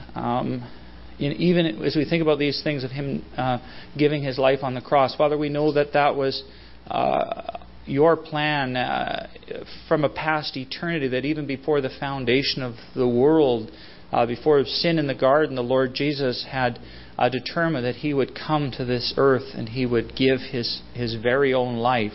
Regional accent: Salmon Arm / Abbotsford, British Columbia, Canada; We moved from Salmon Arm to uh, Abbotsford, British Columbia

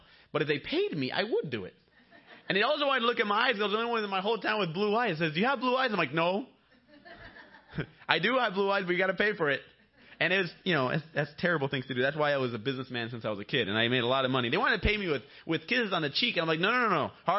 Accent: Bolivia; When I was growing up in Bolivia, all the girls wanted me to speak English.

